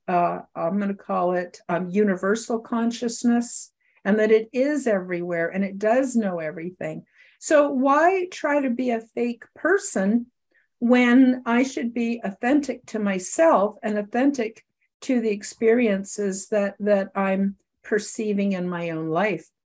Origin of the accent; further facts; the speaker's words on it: Canada; I live in Canada, I'm a Canadian